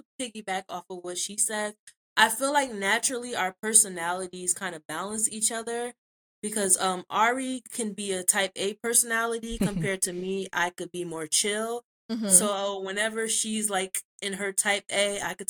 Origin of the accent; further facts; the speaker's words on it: New Jersey, United States; We're both Zetas from Jersey. And Jersey is like big but small.